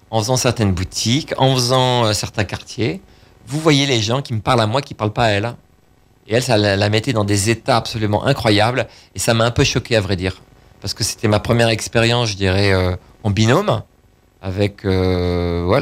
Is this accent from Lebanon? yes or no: no; Paris, Île-de-France, France; bah, je suis parisien, à hein. Paris